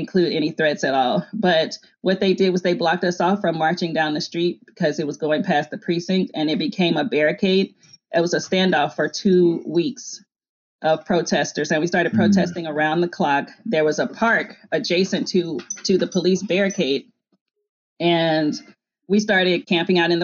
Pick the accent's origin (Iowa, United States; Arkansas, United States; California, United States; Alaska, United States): Arkansas, United States; moved away; also born or lived in New Orleans / Seattle; I grew up very poor in Arkansas